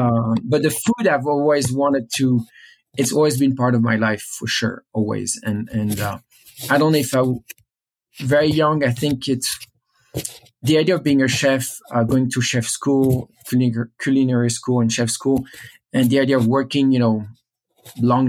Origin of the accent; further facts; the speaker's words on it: Paris, Île-de-France, France; I grew up in Paris.